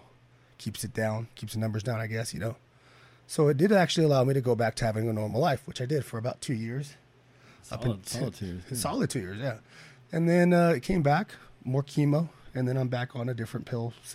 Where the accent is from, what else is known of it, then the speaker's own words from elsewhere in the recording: Bakersfield, California, United States; also born or lived in Prosser, Washington / Redding, California; went to school here in Bakersfield. I wasn't born here, surprisingly. I was born in Washington